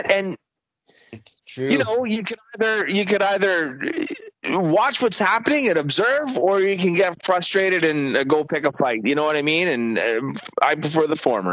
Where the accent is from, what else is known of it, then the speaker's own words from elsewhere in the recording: Canada; we're all Canadians